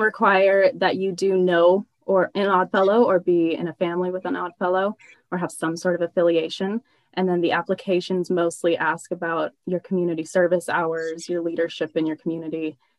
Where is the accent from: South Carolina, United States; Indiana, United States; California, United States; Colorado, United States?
Colorado, United States; Grand Junction; born or raised there